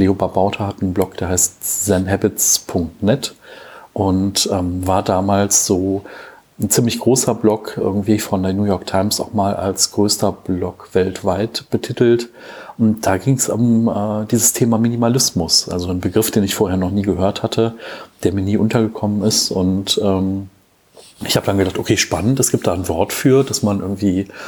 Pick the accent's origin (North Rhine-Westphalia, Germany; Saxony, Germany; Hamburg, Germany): North Rhine-Westphalia, Germany; Cologne; born there; now in Bergisch Gladbach, Germany; ich bin 37 Jahre alt, bin 1982 geboren in Köln, äh, lebe zurzeit in Bergisch Gladbach